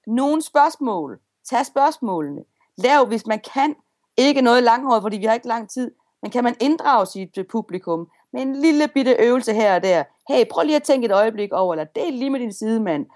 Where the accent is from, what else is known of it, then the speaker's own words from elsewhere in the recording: Denmark; accent: Jutlandic; jeg taler jo simpelthen så jysk